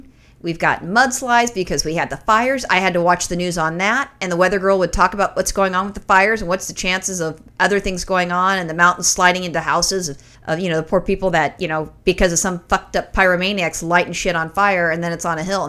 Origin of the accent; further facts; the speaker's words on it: California, United States; accent: thick California; it's my thick California accent.